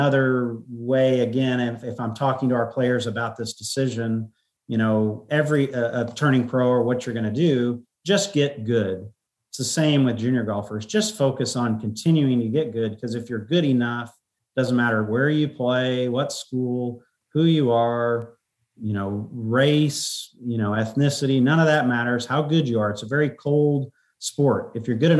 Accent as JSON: {"language": "English", "town": "College Station", "region": "Texas", "country": "United States", "tie": "born or raised there", "moved": "yes", "said": "I grew up in College Station."}